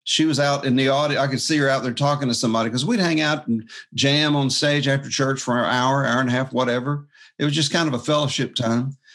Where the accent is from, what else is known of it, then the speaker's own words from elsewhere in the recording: Jacksonville, Florida, United States; I was raised in church, and so Dad was a guitar player. He played uh, his 335 and uh, and then I was playing my flat top guitar um, when I was just a kid, but yeah, after church one night, there was this uh, sailor because I'm from Jacksonville, Florida